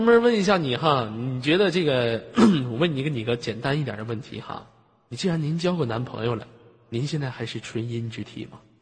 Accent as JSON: {"language": "Chinese", "town": "Tongliao", "region": "Inner Mongolia", "country": "China", "said": "通辽出来一个像我这样的人物"}